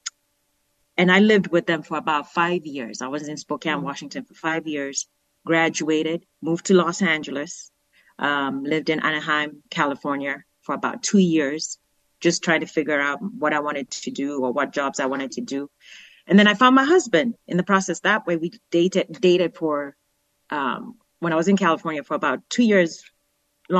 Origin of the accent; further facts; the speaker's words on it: Nairobi, Kenya; moved away as an adult; now in United States; I was born in Kenya. The city that I was born from is Nairobi.